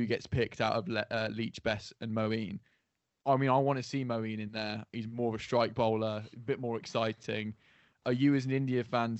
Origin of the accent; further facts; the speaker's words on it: England, United Kingdom; We're English.